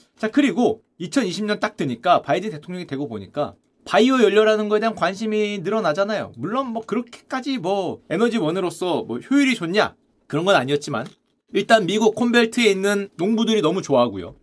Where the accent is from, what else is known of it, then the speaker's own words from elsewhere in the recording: Gangwon, South Korea; 제 고향 강원도에